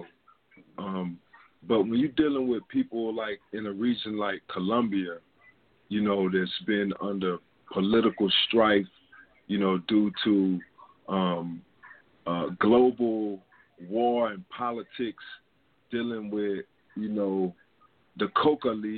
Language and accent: English; San Diego, California, United States; I was born in San Diego, California